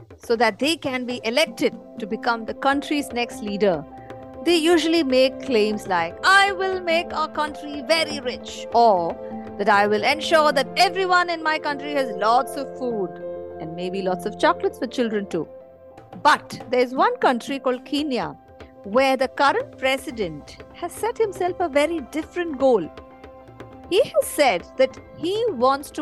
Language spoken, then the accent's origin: English; India; I'm from India